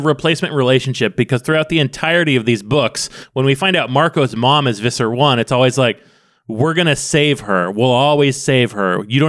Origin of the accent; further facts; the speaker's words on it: Ireland; I'm from Ireland.